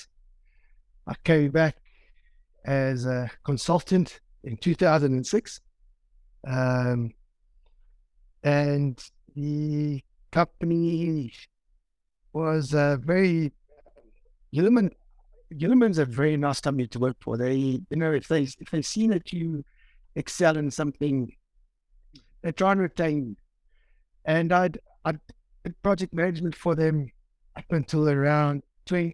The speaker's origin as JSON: {"language": "English", "town": "Pietermaritzburg", "region": "KwaZulu-Natal", "country": "South Africa", "tie": "born or raised there", "said": "I'm born and bred in Marisburg, went to school here"}